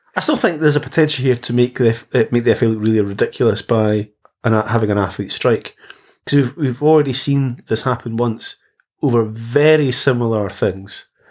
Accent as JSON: {"language": "English", "region": "Scotland", "country": "United Kingdom", "said": "I come from we come from Scotland."}